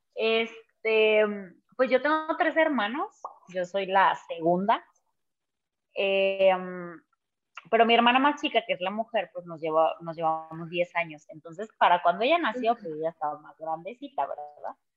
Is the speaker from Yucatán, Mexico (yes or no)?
no; Guadalajara, Jalisco, Mexico; soy de Guadalajara